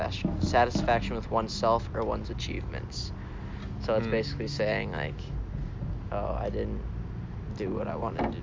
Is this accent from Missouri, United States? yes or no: no; Minnesota, United States; I'm from Minnesota.